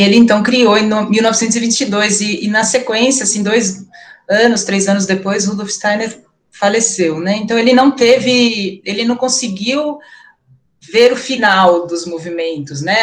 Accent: Campinas, São Paulo, Brazil; Eu sou de Campinas, atualmente sou professora da escola Veredas

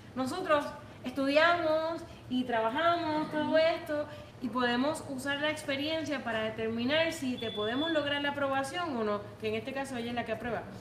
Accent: Puerto Rico; now in United States; los que venimos de Puerto Rico

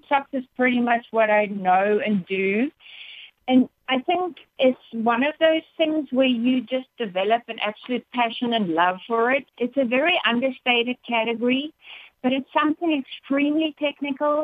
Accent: South Africa; moved away as an adult; now in United States; I am proudly South African, but proud to be in the States. I've been very blessed to spend the past 10 years of my life with my husband and my two boys in the States

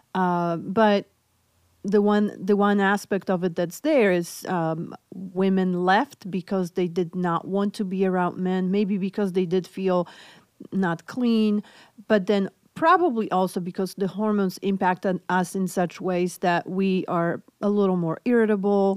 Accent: Poland; English is a second language; moved away; I'm originally from Poland, so hence my accent

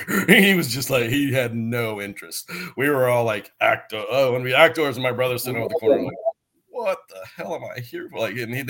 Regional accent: United States; moved away as an adult; also born or lived in Los Angeles, United States; I grew up in Oklahoma and Texas.

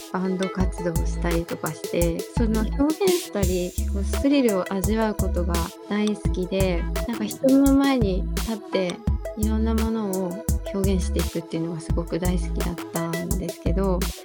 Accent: Fukuoka, Japan; moved away as an adult; now in Tokyo, Japan; 福岡出身です

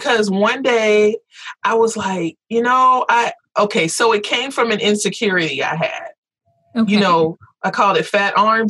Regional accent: Florida, United States; now in Texas, United States; I grew up in Florida.

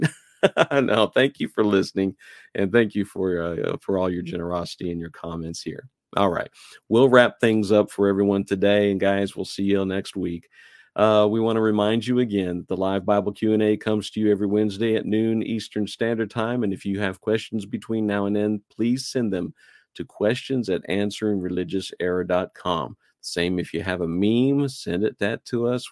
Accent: New Mexico, United States; moved away as an adult; I lived there a good portion of my life, and I used to get that a lot, especially when I moved out east. They just couldn't wrap their heads around the fact that I was from New Mexico

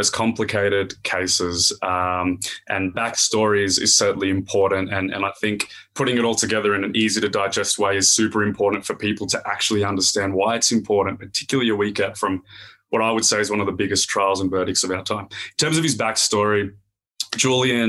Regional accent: Australia; accent: Aussie; definitely a strong Aussie accent. I've born and raised in Australia

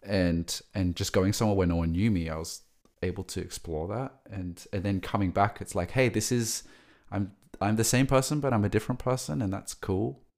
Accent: Sydney, New South Wales, Australia; moved away; I grew up in Sydney

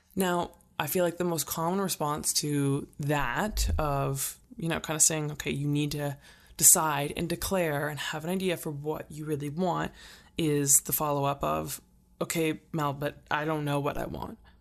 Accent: Calgary, Alberta, Canada; I live in Canada. I'm, I'm from Calgary

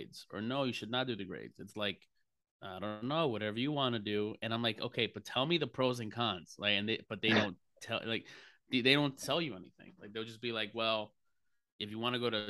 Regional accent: New York City, New York, United States; accent: New York; growing up in Harlem, you never really have people with accents. Other than a New York accent

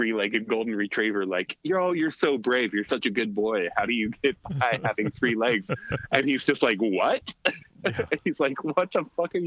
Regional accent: Alaska, United States; growing up in Alaska, you do crazy shit all the time

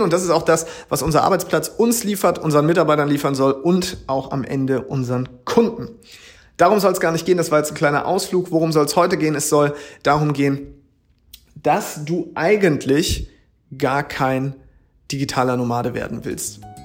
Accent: Schleswig-Holstein, Germany; moved away as an adult; now in Hamburg, Germany; ich komme ja aus Schleswig-Holstein

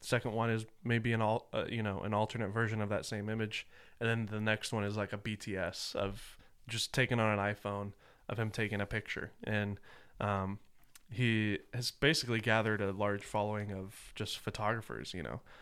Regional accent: the South, United States; I grew up in the South

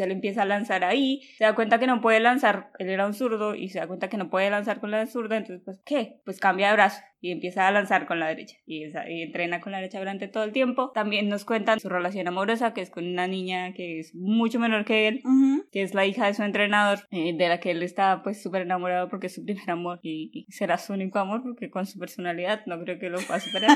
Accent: Colombia; Yo soy colombiana

